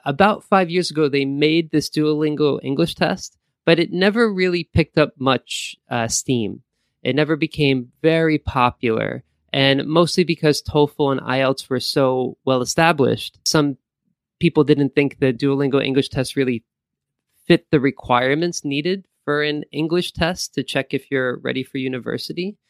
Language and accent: English; Valley Stream, New York, United States; moved away as an adult; also born or lived in Korea; now in Japan; I'm from New York, from Long Island, uh, more particularly, and, uh, which is kinda close to, uh, Queens. So I grew up in a town called Valley Stream